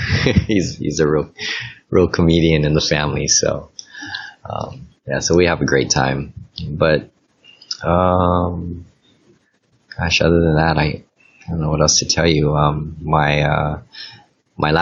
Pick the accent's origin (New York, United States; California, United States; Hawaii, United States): Hawaii, United States; Honolulu; I was born in Honolulu, Hawaii